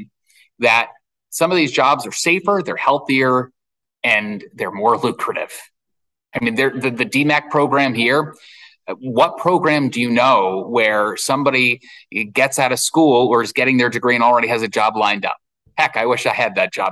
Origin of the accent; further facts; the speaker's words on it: the Hamptons, New York, United States; moved away; out in the Hamptons, where I'm from